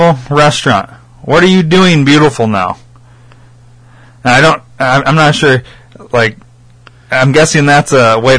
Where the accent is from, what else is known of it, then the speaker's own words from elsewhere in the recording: Rockford, Illinois, United States; I put Rockford.